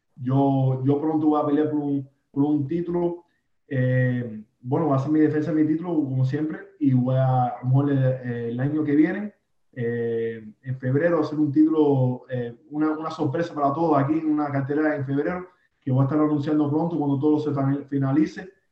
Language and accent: Spanish; Miami, Florida, United States; yo nací en Alapada eh, y bueno, me crié aquí en, este pequeño barrio aquí